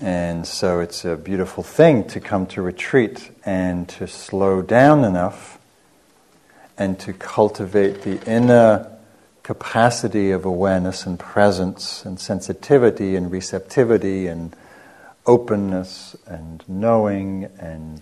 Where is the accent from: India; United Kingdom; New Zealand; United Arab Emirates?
United Kingdom; England; moved away as an adult; also born or lived in Marin County, California; now in United States; so I'm from England. I came over here in the early 90s